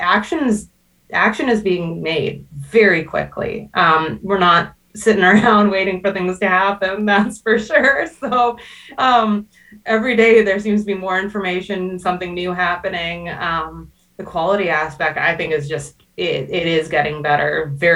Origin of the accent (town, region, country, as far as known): Canada